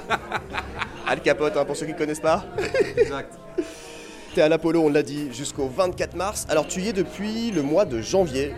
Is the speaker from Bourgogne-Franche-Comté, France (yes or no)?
yes; Sens, Bourgogne-Franche-Comté, France; moved away; tu viens de la même terre natale que moi, tu es bourguignon